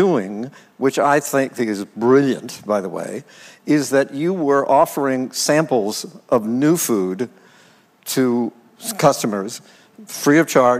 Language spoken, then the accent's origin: English; West Virginia, United States; there weren't many Greeks in my hometown, and my family would go off and visit relatives in other towns in West Virginia, where I'm from.